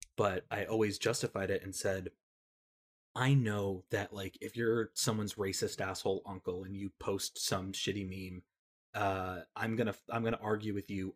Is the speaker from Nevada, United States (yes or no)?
no; Connecticut, United States; moved away as an adult; now in New York, United States; I grew up in Connecticut.